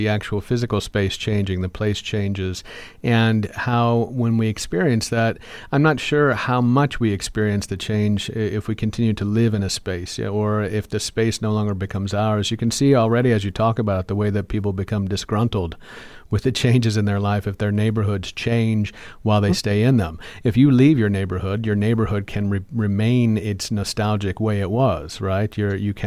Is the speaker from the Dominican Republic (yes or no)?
no; Illinois, United States; now in Indiana, United States; I'm a Midwesterner, right? I'm from Illinois. I live in Indiana.